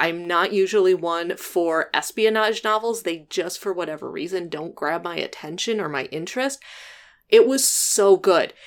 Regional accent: Midwest, United States; now in Illinois, United States; I'm from the Midwest

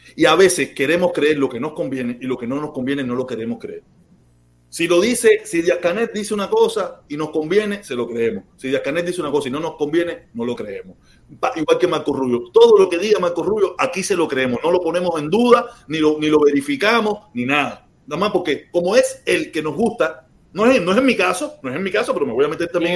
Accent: Cuba; now in United States; los que nos fuimos de Cuba

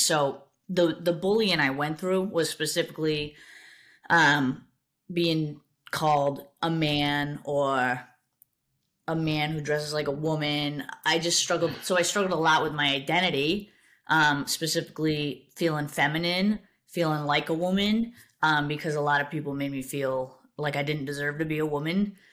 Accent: South Coast, Massachusetts, United States; I grew up in Massachusetts, uh, South Coast, Massachusetts. I've lived there my entire life

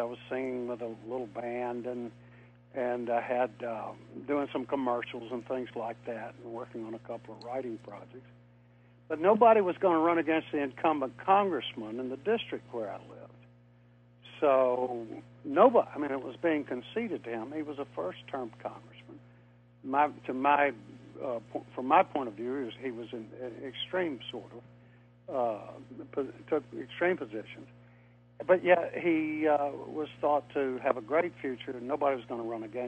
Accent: Tidewater, Virginia, United States; also born or lived in North Carolina; I grew up in Tidewater, Virginia

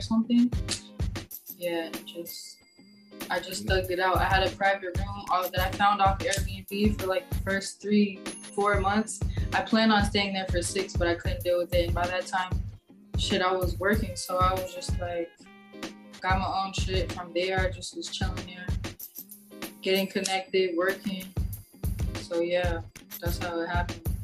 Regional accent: Dallas, Texas, United States; moved away as an adult; now in Los Angeles, United States; I'm from Dallas. Um, I moved to LA in like what was it? August 2019.

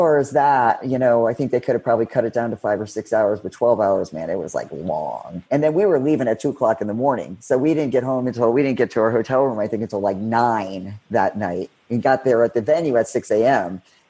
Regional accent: Florida, United States; What are they trying to, I'm from Florida. I'm not in Colorado.

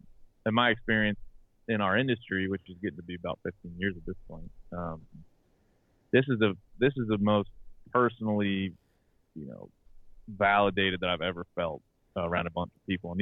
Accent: Maryland, United States; I'm from Maryland, so I was covering the Orioles and the Ravens and writing about them every day, going in the locker room.

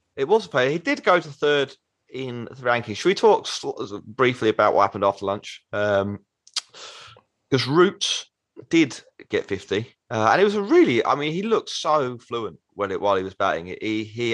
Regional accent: England, United Kingdom; we're from England

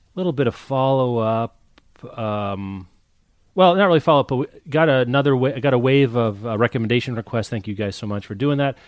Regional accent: United States; I'm American

